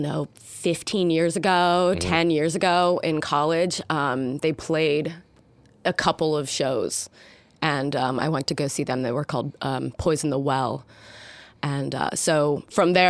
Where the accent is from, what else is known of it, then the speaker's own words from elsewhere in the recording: Cincinnati, Ohio, United States; I'm from Cincinnati, Ohio